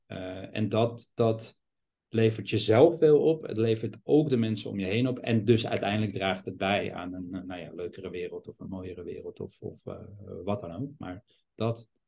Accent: Amsterdam, North Holland, Netherlands; ben geboren en opgegroeid in Amsterdam

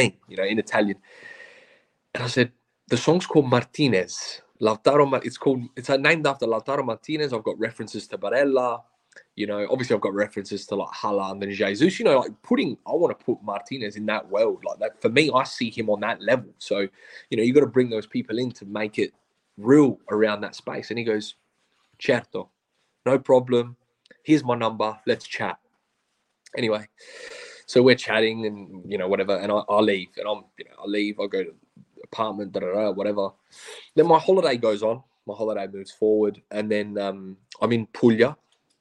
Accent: Australia; we're Australian

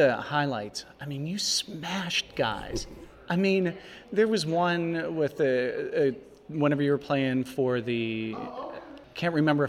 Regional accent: Harmony, Pennsylvania, United States; I'm from Harmony in Zillionople. It was divided by a street.

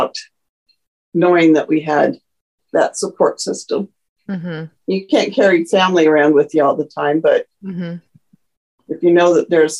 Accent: United States; also born or lived in Japan / Germany; I'm truly American because I'm very a mixed pot

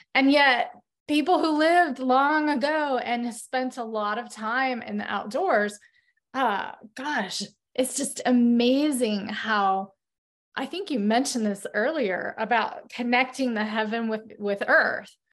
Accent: northern Idaho, United States; moved away; also born or lived in Phoenix; When I moved to Phoenix after growing up in northern Idaho

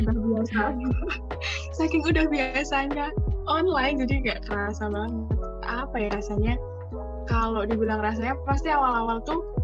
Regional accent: Kulon Progo, Special Region of Yogyakarta, Indonesia; aku sendiri sih orang Jogja ya, jadi asli Kepulauan Progo

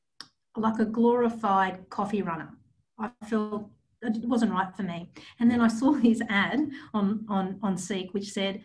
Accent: Newcastle, New South Wales, Australia; moved away as an adult; now in Sydney, Australia; I'm an Aussie-born Cypriot, originally born and bred in Newcastle. I've been living in Sydney

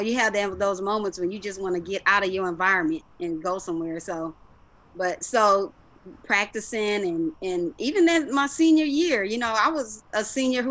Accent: Los Angeles, California, United States; I grew up obviously in South Central, when it was called South Central LA.

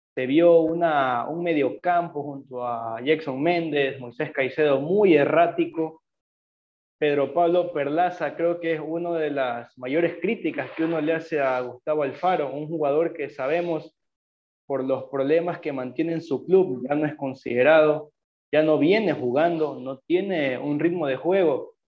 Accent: Ecuador; Nosotros como ecuatorianos

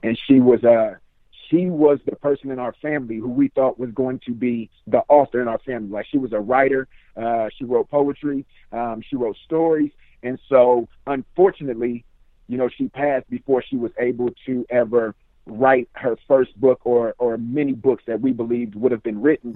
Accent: Richmond, California, United States; now in Sacramento, United States; I'm from Richmond, California, now residing in Sacramento

